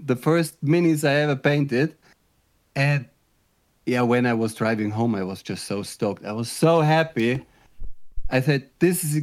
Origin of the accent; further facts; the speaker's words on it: Germany; moved away as an adult; now in Netherlands; I'm originally from Germany, but I live in the Netherlands.